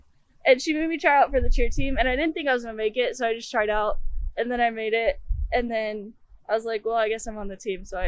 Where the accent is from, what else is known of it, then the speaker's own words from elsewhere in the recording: Colorado, United States; moved away as an adult; now in Sacramento, United States; I'm from Colorado, so moving out here was kind of tough to navigate.